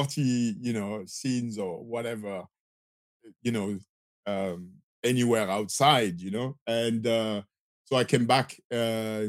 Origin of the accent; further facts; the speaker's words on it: Marseille, Provence-Alpes-Côte d'Azur, France; accent: French; English is a second language; moved away as an adult; I'm from Marseille in the south of France.